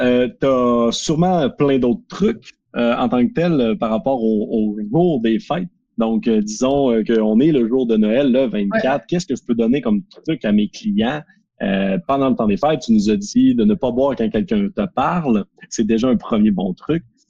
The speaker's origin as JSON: {"language": "French", "region": "Quebec", "country": "Canada", "said": "on est québécois"}